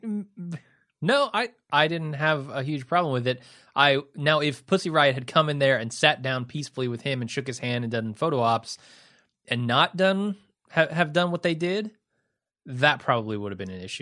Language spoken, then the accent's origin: English; United States; as an American